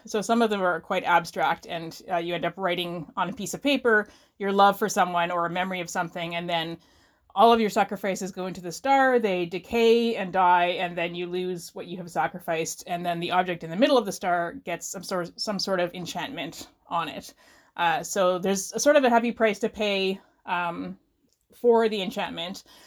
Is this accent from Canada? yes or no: yes; Canada; I am a Canadian writer of novels and novellas